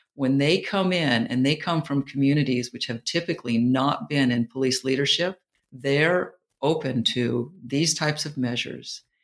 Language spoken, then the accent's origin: English; New York, United States; moved away; also born or lived in Silicon Valley / Jacksonville, Florida; I'm a New Yorker